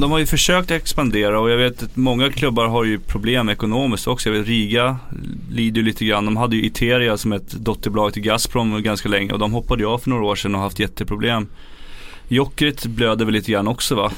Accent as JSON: {"language": "Swedish", "country": "Sweden"}